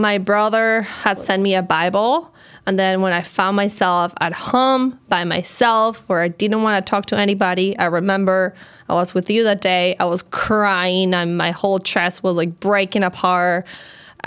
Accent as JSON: {"language": "English", "country": "Colombia", "also_born_or_lived": "Chicago", "moved": "as an adult", "lives_now": "New York, United States", "said": "I'm originally from Colombia"}